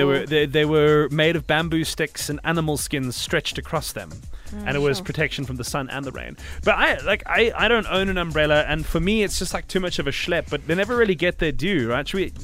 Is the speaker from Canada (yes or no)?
no; South Africa; as a South African